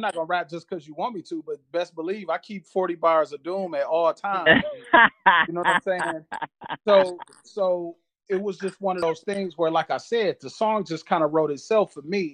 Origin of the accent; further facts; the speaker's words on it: Flint, Michigan, United States; I'm originally from Flint, Michigan